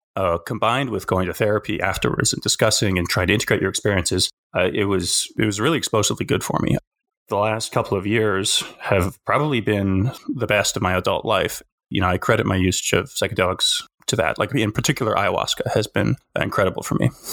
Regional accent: Alberta, Canada; moved away as an adult; also born or lived in South Korea; now in Victoria, Canada; where I grew up in Alberta

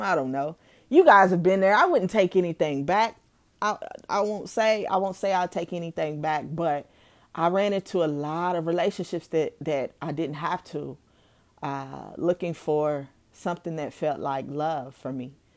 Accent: Owensboro, Kentucky, United States; also born or lived in Louisville, Kentucky; moving back to my hometown, Owensboro, Kentucky, at the age of nine going on ten

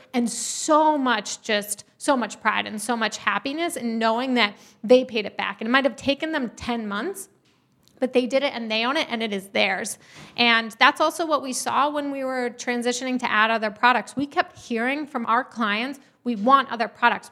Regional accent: New York, United States; moved away as an adult; also born or lived in Uganda / Minnesota; I grew up in New York.

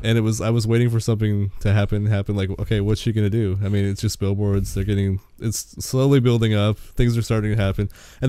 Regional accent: Wyoming, United States; I grew up in Wyoming.

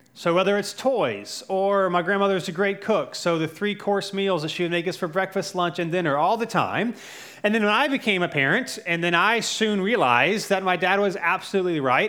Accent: Cary, North Carolina, United States; also born or lived in Charlotte, North Carolina; We moved to Cary when I was around five

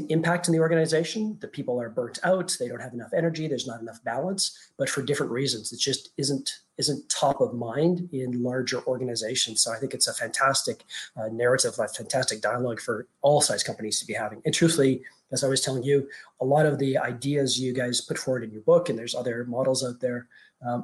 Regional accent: Canada; moved away as an adult; also born or lived in Europe / France; now in Dubai, United Arab Emirates; I'm Canadian

